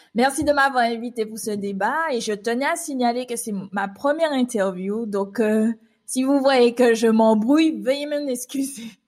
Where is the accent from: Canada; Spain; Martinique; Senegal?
Martinique; moved away as an adult; now in Île-de-France, France; je suis une Martiniquaise qui vit actuellement depuis 7 ans en Île-de-France